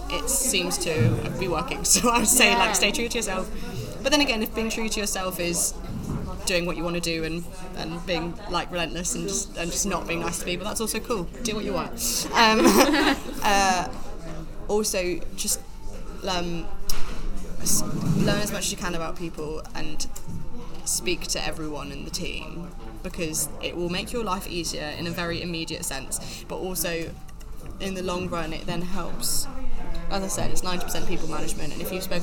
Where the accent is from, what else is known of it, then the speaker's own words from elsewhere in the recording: Warwickshire, West Midlands, United Kingdom; moved away; I'm from Warwickshire, and it is a grammar school